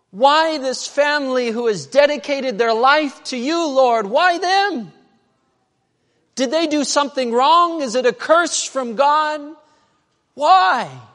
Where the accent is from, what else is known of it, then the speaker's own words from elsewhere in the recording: Medford, Oregon, United States; Medford, Oregon. That's where I was born. That's where I grew up